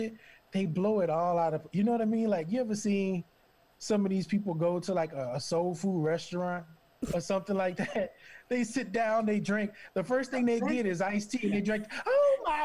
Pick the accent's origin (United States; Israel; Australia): United States; Southern Louisiana; moved away as an adult; now in Portland, United States; I grew up Christian in Southern Louisiana